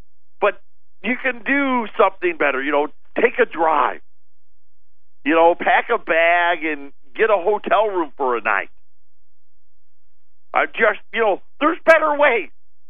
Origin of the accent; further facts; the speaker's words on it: Syracuse, New York, United States; moved away; I grew up in Syracuse. The sun never came out there. That's why I live here, by the way.